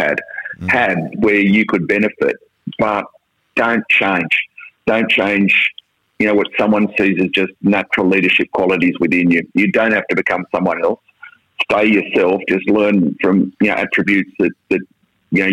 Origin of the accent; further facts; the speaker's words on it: Sydney, New South Wales, Australia; growing up in the Shire, before I went to Newington, I swam twice a day